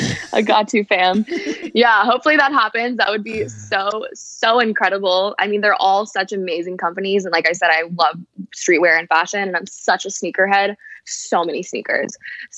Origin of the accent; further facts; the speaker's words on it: Paris, Île-de-France, France; Yeah, like I said, I'm originally from Paris. So I've been traveling since I was really young. Like the first time I ever flew alone, I think I was like 8.